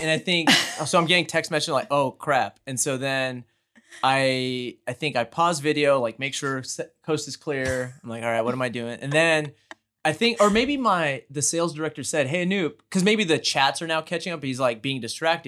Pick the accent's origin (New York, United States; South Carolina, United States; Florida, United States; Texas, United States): Texas, United States; Houston; born and raised in Houston